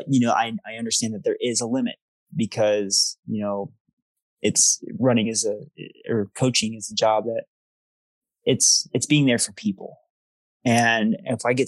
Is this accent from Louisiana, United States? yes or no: no; Denver, North Carolina, United States; I grew up in Denver, North Carolina. It's a suburb of Charlotte